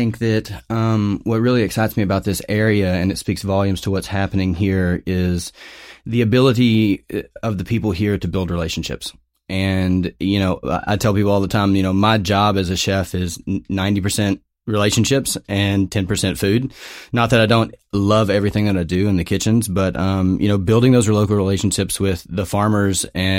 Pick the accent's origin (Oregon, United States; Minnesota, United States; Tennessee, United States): Oregon, United States; Portland; I'm from Portland, Oregon as well.